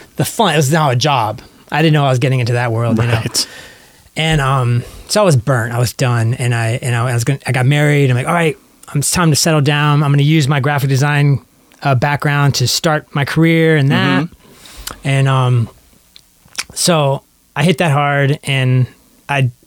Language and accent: English; Richmond, Virginia, United States; moved away as an adult; also born or lived in Savannah, Georgia; now in Portland, United States; I grew up in Virginia, so I've lived there my entire life in Virginia